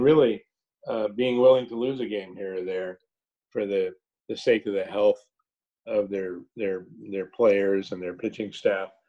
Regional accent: Los Angeles, California, United States; I grew up in Los Angeles

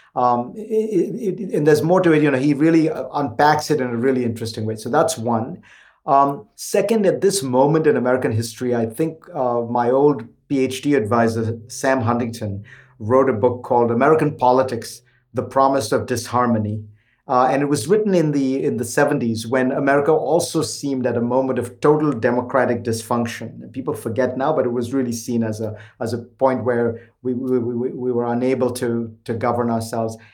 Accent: India; now in United States; When I was growing up in India

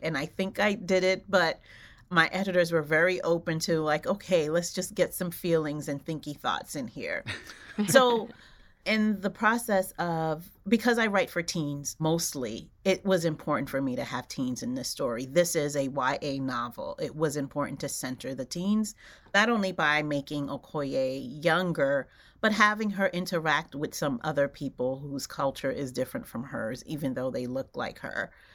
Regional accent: New York City, New York, United States; born or raised there; also born or lived in Haiti

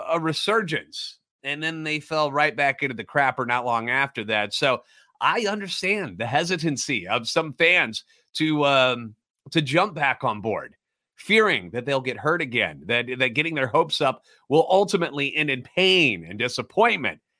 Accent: St. Louis, Missouri, United States; born and raised in the Lou, and a lifetime Cardinals fan.

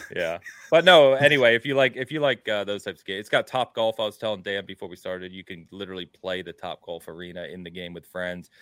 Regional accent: England, United Kingdom; also born or lived in Midwest, United States; now in United States; being English

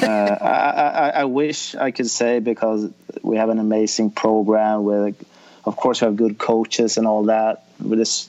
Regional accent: Sweden; I was assistant coaching a junior program at my hometown

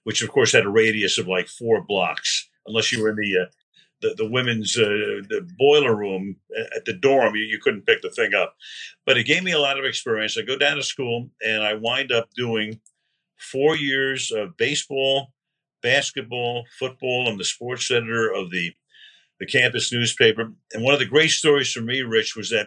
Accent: New York City, New York, United States; growing up in Brooklyn. I grew up 10 blocks from Ebbets Field

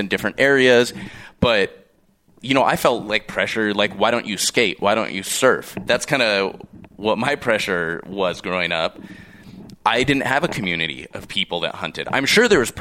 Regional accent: Seal Beach, California, United States; moved away; I grew up in Seal Beach, California

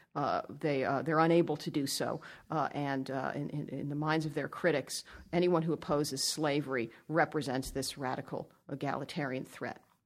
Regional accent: Northern Virginia, United States; They settled in Northern Virginia, which is where I grew up, went to the public schools there

